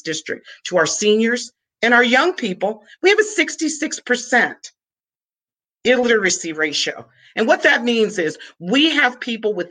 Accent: Cleveland, Ohio, United States; I was born and raised in Cleveland, Ohio

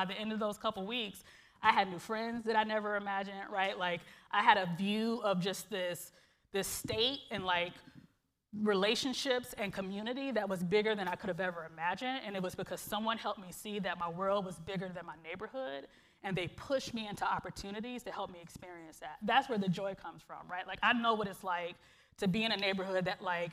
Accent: Cleveland, Ohio, United States; moved away as an adult; now in Seattle, United States; my own kind of growing up in Glenville and in this community

